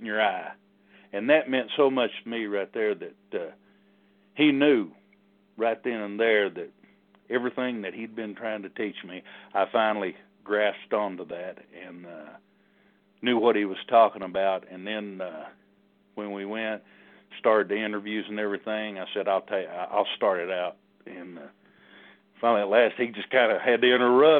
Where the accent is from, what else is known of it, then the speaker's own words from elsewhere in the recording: Knoxville, Tennessee, United States; I'm from Knoxville, Tennessee, born and raised